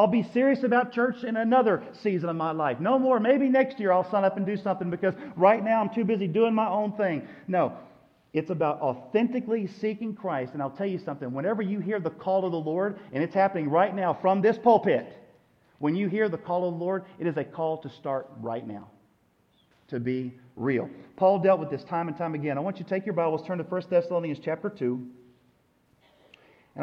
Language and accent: English; United States; we as an American church